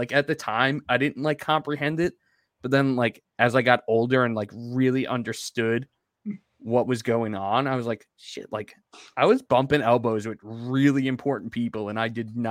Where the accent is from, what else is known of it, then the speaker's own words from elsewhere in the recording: Deer Park, New York, United States; But where I grew up in Deer Park, my across-the-street neighbor was the actual, like, PA announcer for the New York Islanders.